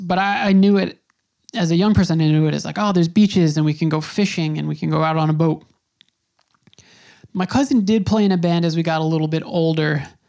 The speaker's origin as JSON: {"language": "English", "region": "New York", "country": "United States", "said": "Now, again, I'm from New York. This was really the first time I had seen something like that."}